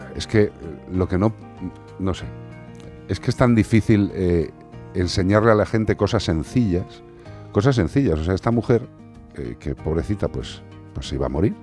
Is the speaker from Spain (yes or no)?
yes; El Casar, Spain; de mi pueblo, del Casar